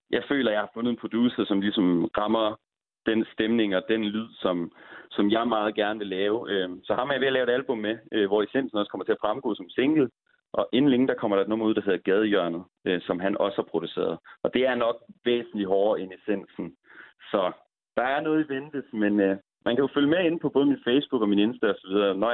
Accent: Aalborg, North Denmark Region, Denmark; jeg er ingen fucking dansk, jeg er fucking Aalborgenser.

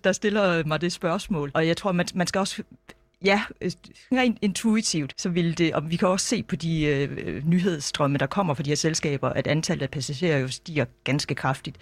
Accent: Denmark; som dansker

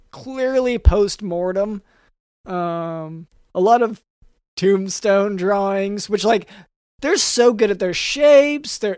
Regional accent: Dallas, Texas, United States; Mm-hmm. Yeah. Ugh. So you you could tell by my accent.

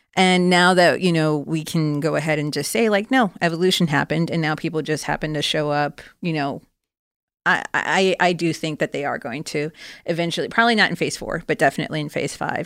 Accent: Florida, United States; now in California, United States; I'm originally from Florida, even though I live now in California.

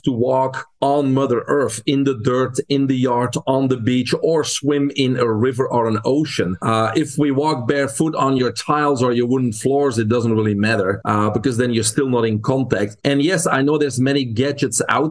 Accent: Belgium; English is a second language; moved away as an adult; now in United States; I'm originally from Belgium. That's where I grew up. But I came to the U.S. in 1997

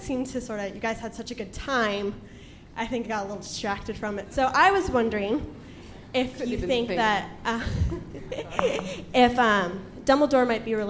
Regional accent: San Diego, California, United States; I'm from San Diego

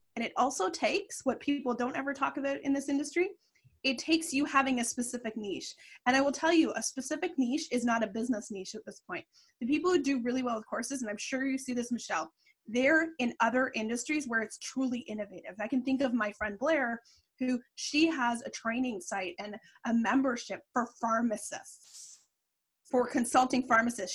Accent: Canada; I'm Canadian

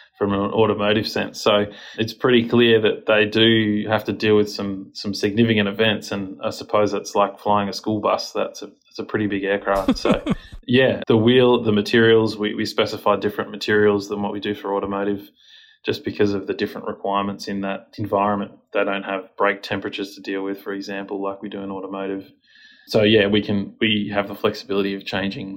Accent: Australia; our country is quite small

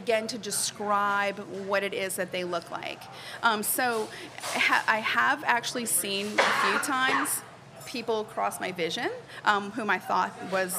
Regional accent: New Orleans, Louisiana, United States; I was born and raised here in New Orleans

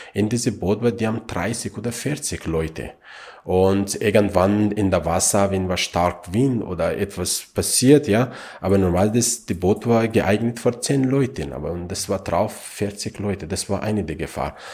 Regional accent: Afghanistan; German is a second language; now in Austria; ich bin in Afghanistan geboren bin

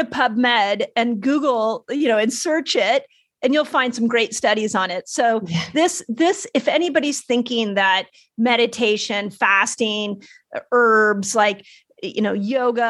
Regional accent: Malibu, California, United States; growing up in Malibu

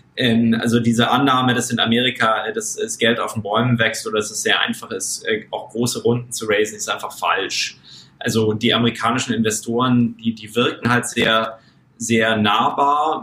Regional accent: Munich, Bavaria, Germany; moved away; ich bin ursprünglich aus München, aus München und bin selber Mittelstandskind

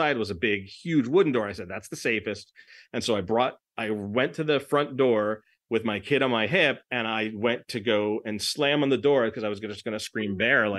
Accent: Los Angeles, California, United States; I'm from Los Angeles

